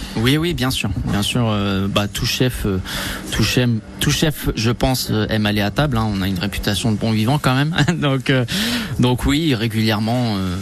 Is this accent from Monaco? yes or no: no; France; je suis né en France, enfin je suis d'origine française et italienne.